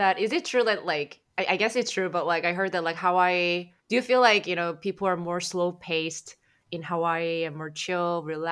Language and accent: English; South Korea; moved away; I'm from South Korea